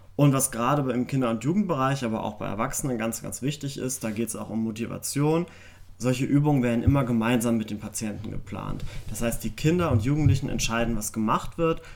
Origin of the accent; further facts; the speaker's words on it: Germany; bei uns in Deutschland